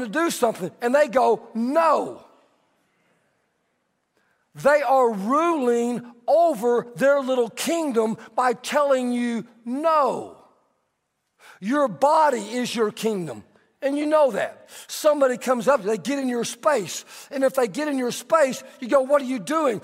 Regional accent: Texas, United States; I'm Texan

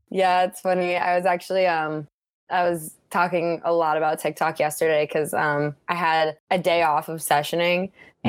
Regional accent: Park City, Utah, United States; moved away; also born or lived in Chicago; I grew up in Park City, Utah, my whole life

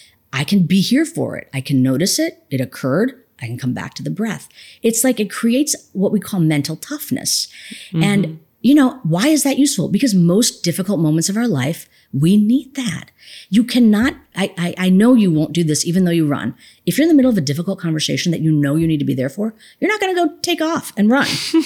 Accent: India; one of the dangers of being an Indian woman with the topic of meditation, people are like, oh, am I going to like start levitating or something?

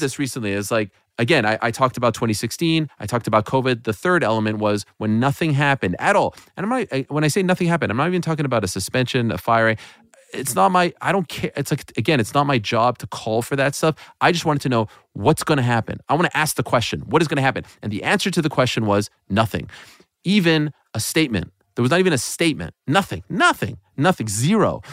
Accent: Montreal, Quebec, Canada; my hometown of Montreal

